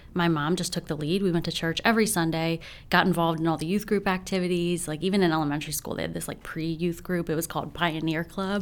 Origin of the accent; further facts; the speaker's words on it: Frederick, Maryland, United States; born and raised right here in Frederick.